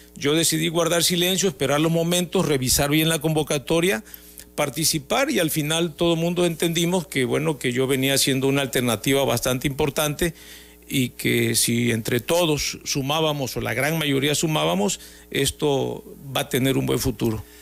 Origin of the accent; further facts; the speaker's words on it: Tabasco, Mexico; los tabasqueños eh, tenemos a veces este, a veces somos un poquito tercos